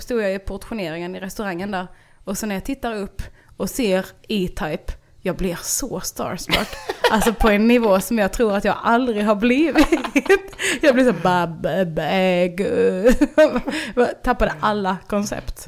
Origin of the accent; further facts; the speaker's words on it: Ballingslöv, Skåne, Sweden; jag växte upp i Ballingslöv